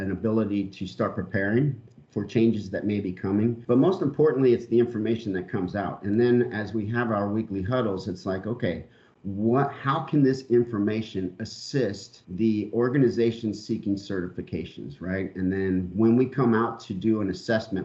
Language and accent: English; San Diego, California, United States; moved away as an adult; also born or lived in Long Beach, California; I'm originally from Long Beach, California, and then moved when I was younger to San Diego, California, where I actually stayed all the way till I joined the military